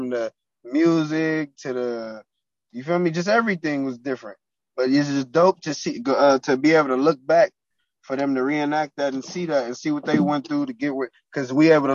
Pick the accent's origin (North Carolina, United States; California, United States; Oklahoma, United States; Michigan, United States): California, United States; Compton; I'm from Compton.